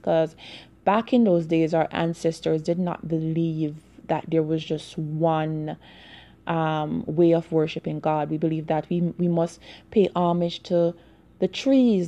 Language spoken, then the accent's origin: English; Jamaica; growing up in Jamaica